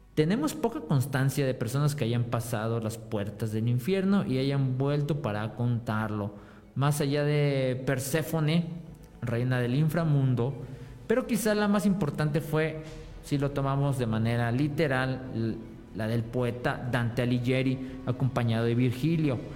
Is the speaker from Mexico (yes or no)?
yes; Mexico; somos los mexicanos